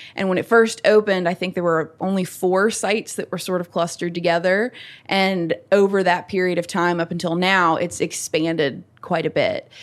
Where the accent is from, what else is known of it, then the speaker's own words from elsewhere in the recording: Natural Bridge Station, Virginia, United States; moved away as an adult; now in Staunton, United States; I am from Rockbridge County, Virginia, specifically Natural Bridge Station